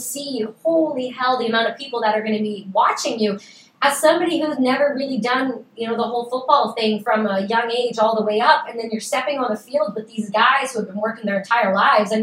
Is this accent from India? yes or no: no; Canada; I'm Canadian